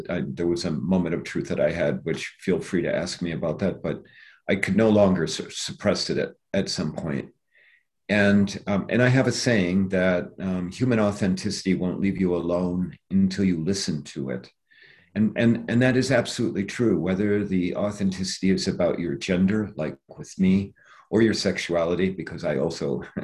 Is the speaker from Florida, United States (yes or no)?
no; Iowa, United States; moved away; also born or lived in Cedar Rapids; I had this incredibly charmed life growing up in Iowa